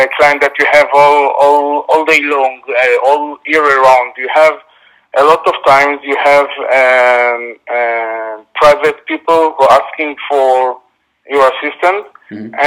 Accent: Israel; I'm from Israel.

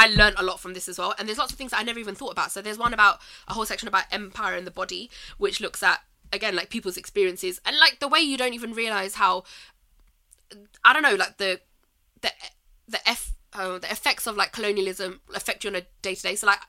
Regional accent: Pakistan; But it's not just that about specifically being Pakistani.

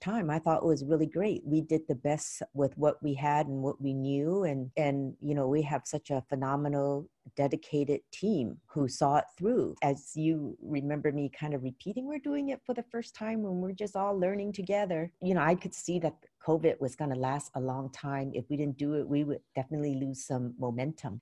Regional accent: San Francisco, California, United States; growing up in San Francisco, Chinatown, my life was very sheltered

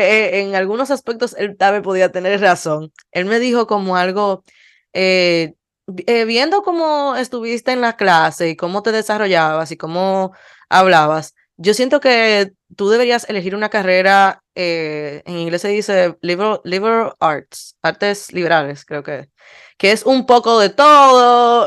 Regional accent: Dominican Republic; terminamos siendo 14 dominicanos

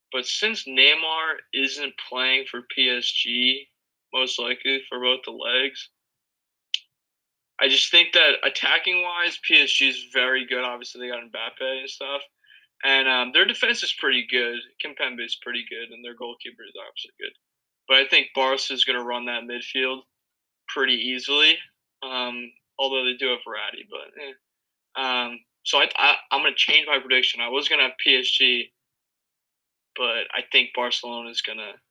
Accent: United States; I'm American

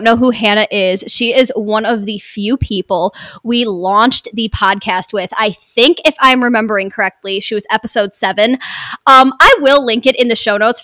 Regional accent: Michigan, United States; We're all from Michigan

